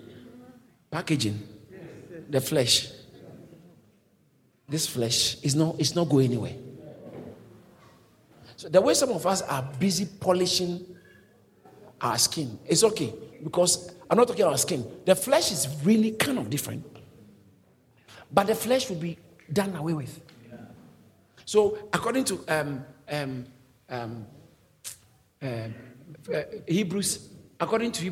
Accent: Ghana; moved away as an adult; now in United Kingdom; I came from Ghana.

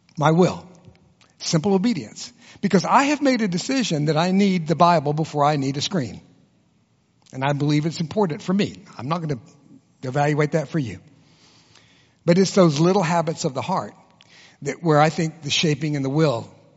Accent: Texas, United States; I was born and raised in Texas, and I can be as competitive as any Texan in the room.

